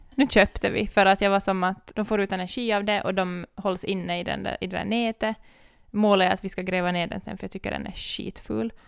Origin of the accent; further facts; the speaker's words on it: Ekenäs, Uusimaa, Finland; vi kom från Ekenäs